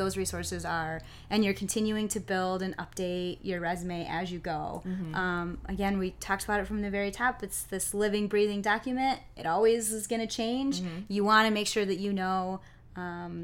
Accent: Kalamazoo, Michigan, United States; I grew up here in Kalamazoo, so Western was in my backyard

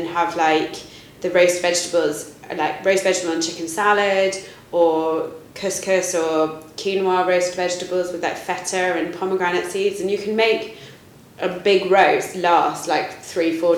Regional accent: United Kingdom; I'm very British.

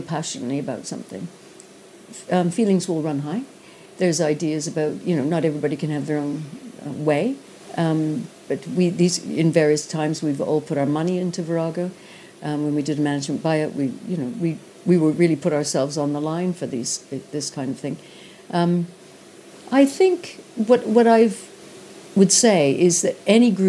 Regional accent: Canada; moved away; being Canadian

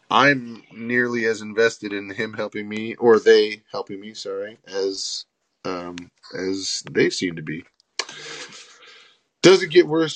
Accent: Canada; we are Canadian

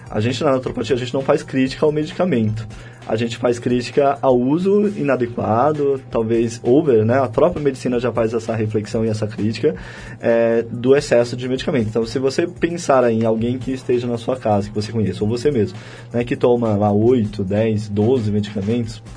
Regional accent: Piauí, Brazil; Fui criado no Piauí.

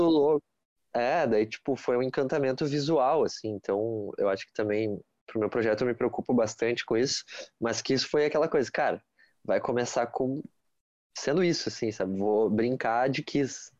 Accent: Porto Alegre, Rio Grande do Sul, Brazil; sou aqui de Porto, Porto Alegre

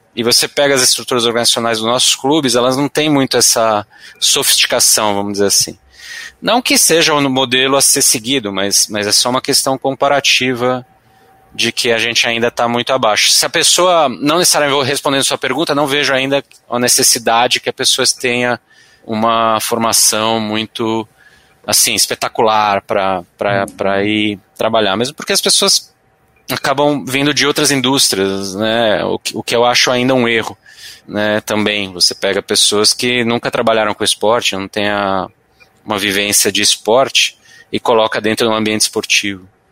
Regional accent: São Paulo, Brazil; sou paulistano aqui. Nascido ali no Vila Mariana, Ipiranga, aquela região lá. Estudei no, no Arquidiocesano

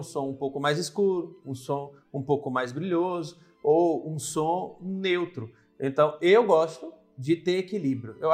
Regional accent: Northeast Region, Brazil; accent: Nordeste; eu sou nordestino

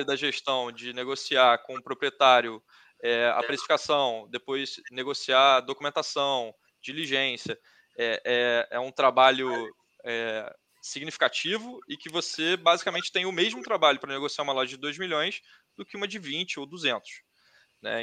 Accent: Rio de Janeiro, Brazil; eu sou do Rio, é, eu estudei no Fundão

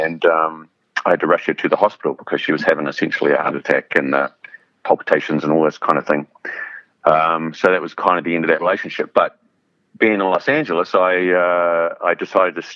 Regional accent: New Zealand; moved away as an adult; also born or lived in London; I grew up in New Zealand, which is a long way from anywhere

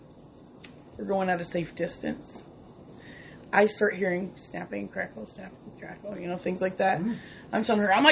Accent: Kentucky, United States; now in Wisconsin, United States; I'm from Kentucky

